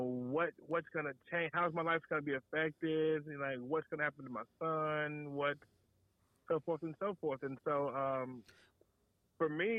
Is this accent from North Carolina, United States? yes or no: yes; Waxhaw, North Carolina, United States; I'm from Waxhaw, North Carolina, born and raised